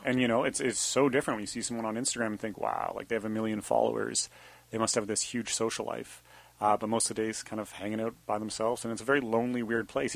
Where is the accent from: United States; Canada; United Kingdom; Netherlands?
Canada; Banff, Alberta; moved away as an adult; Sebastian and I grew up together in Banff, Alberta